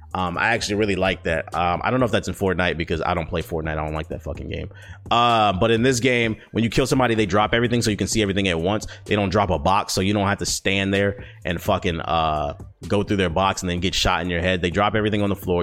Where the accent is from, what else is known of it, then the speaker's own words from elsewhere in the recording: United States; first language English; As an American